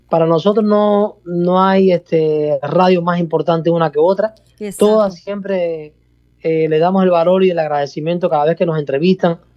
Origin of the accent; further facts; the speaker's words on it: Cuba; yo soy cubano, eh, pero yo soy de una provincia de Cuba donde en realidad el lenguaje no es muy, para, no es en nada parecido a como se habla en la parte oriental, en la parte, perdón, la parte de la capital